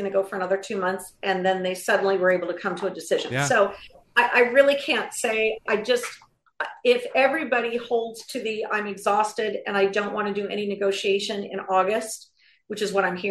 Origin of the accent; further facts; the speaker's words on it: California, United States; I'm a Californian